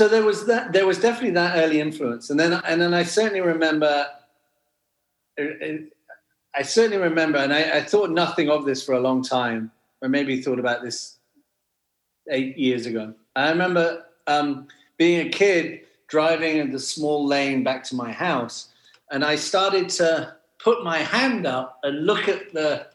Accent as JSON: {"language": "English", "region": "Wales", "country": "United Kingdom", "tie": "born or raised there", "said": "I grew up in Wales, in the middle of nowhere"}